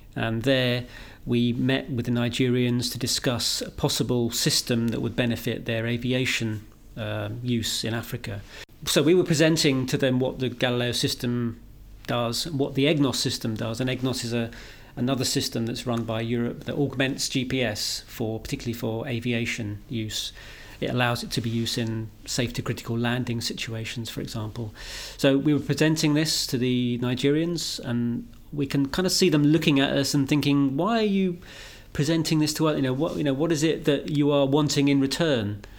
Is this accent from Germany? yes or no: no; United Kingdom; I'm a British guy